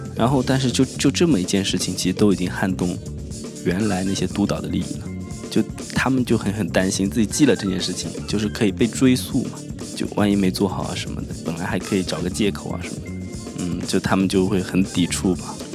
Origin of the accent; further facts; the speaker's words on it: Wenzhou, Zhejiang, China; 我们是温州人嘛，我们有很多人在意大利去侨胞